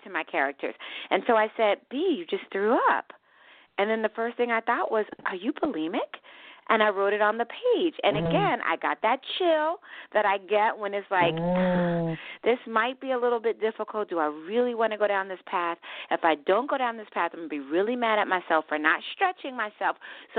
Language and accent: English; Philadelphia, Pennsylvania, United States; also born or lived in New Jersey / New York; I think my spirit is Southern, even though, like I said, I grew up in Philadelphia and Jersey and New York.